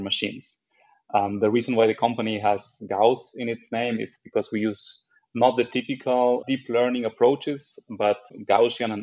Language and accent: English; Argentina; also born or lived in Israel / France; now in Germany; I'm originally from Argentina